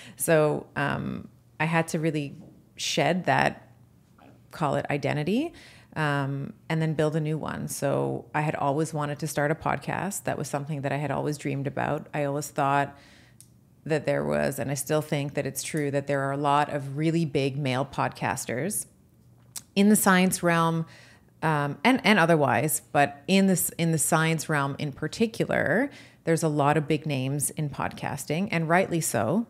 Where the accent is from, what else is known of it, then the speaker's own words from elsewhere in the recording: Canada; also born or lived in United States; as a Canadian, uh, but also as an American